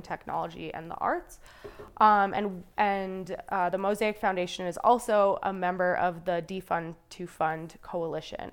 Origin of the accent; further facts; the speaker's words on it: Calgary, Alberta, Canada; I grew up mostly in Calgary